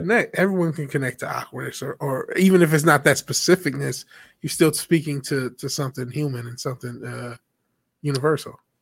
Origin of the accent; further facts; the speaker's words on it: Detroit, Michigan, United States; I'm actually from Detroit